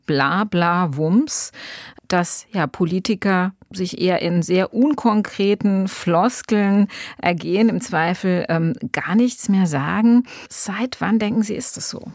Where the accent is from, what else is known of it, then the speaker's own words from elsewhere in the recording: Rhineland-Palatinate, Germany; als Rheinland-Pfälzerin